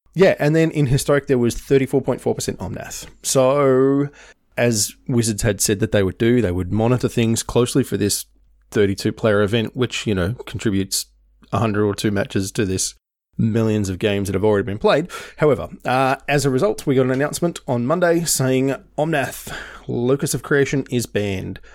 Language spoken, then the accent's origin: English; Tasmania, Australia; now in Melbourne, Australia; I moved from Tasmania to Melbourne, man, how long ago? Nearly n, eighteen years ago?